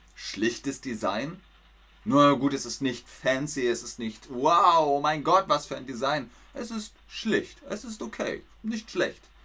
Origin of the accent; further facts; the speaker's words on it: Bavaria, Germany; In Bayern, da wo ich herkomme, sagt man beides